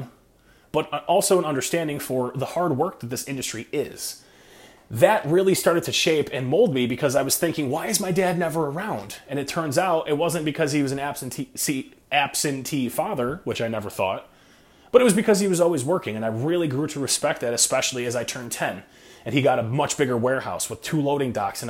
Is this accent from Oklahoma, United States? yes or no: no; Rochester, New York, United States; I was born in 1988 in Rochester, New York